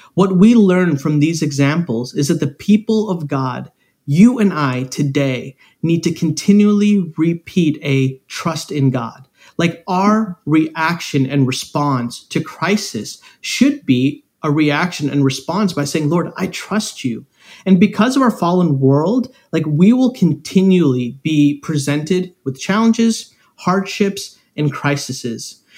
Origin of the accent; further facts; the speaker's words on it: Chicago, Illinois, United States; I am from Chicago. I'm from right outside of the city of Chicago